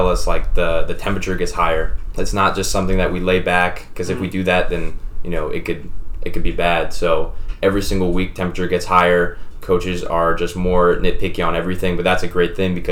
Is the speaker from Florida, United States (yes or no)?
yes; Fernandina Beach, Florida, United States; moved away as an adult; now in Tallahassee, United States; I'm from Fernandina Beach, Florida, also known as Amelia Island